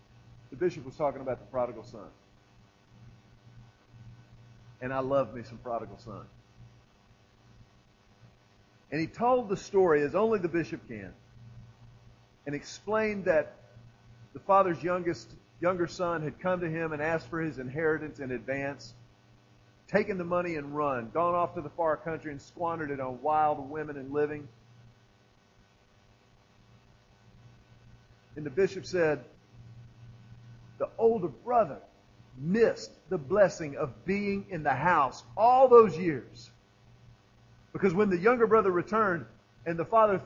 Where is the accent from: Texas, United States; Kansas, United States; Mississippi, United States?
Texas, United States; I'm from Texas.